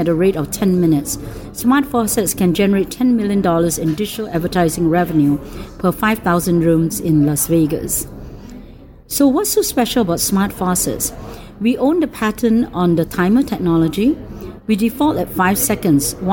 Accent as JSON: {"language": "English", "country": "Singapore", "moved": "yes"}